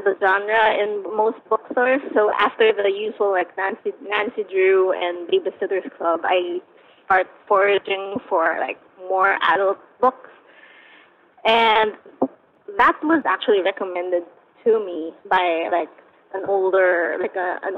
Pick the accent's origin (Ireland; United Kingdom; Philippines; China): Philippines; growing up in the Philippines where these sort of things are common